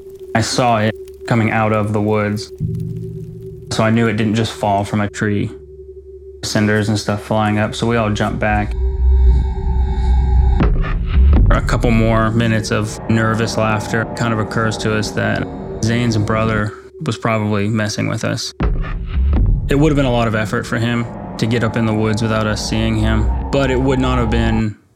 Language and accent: English; West Virginia, United States; I grew up on the Ohio River in West Virginia. I had a lot of friends right across the river in Ohio.